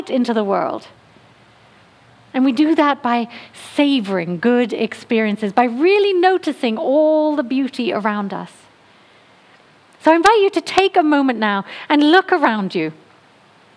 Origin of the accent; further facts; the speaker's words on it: England, United Kingdom; moved away; I'm from England